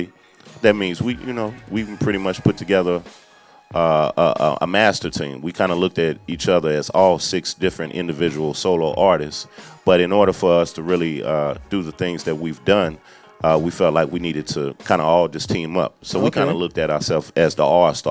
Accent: Kentucky, United States; also born or lived in Oakland, California; I was raised in Kentucky.

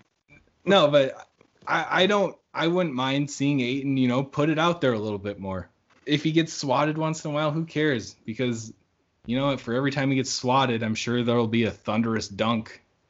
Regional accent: Bahamas; And, you know, growing up in the Bahamas, a little different, you know, basketball different culture in here.

